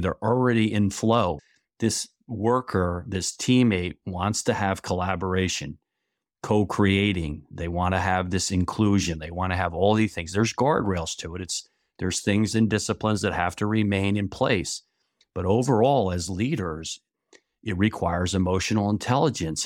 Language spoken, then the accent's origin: English; New York area, New Jersey, United States; moved away as an adult; now in Niles, Michigan, United States; I grew up in New Jersey, New York area, and lived there the first twenty-one years of my life